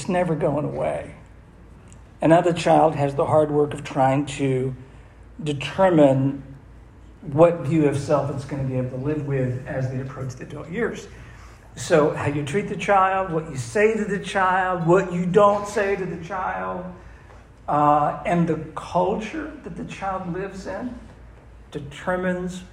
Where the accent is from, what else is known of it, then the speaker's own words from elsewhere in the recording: Massachusetts, United States; I'm from Massachusetts